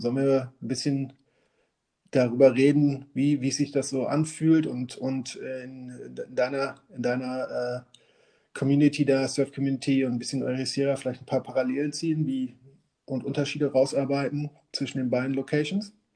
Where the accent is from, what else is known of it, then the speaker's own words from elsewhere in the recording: Münster, North Rhine-Westphalia, Germany; moved away; wir kommen beide aus Münster